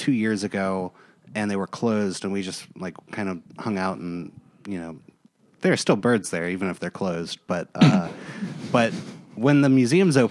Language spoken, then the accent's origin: English; South Carolina, United States; I grew up in South Carolina